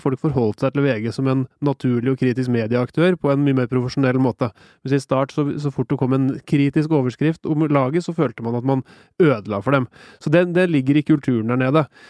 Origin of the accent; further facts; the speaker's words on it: Norway; Som nordmann